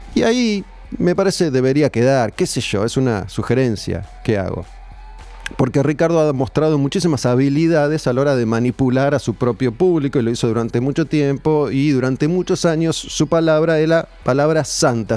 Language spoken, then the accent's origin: Spanish; Argentina; como pueblo argentino